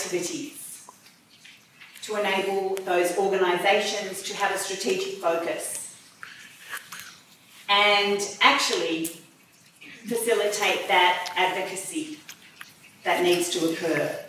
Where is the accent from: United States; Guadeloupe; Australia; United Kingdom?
Australia; as an Australian, as the IDA chair as well